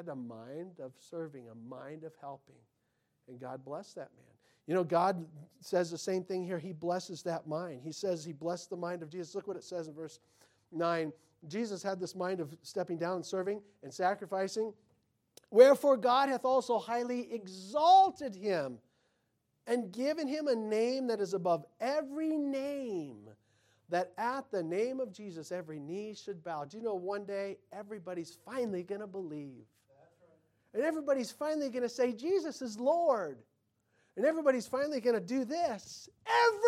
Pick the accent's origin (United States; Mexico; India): United States; I'm an American.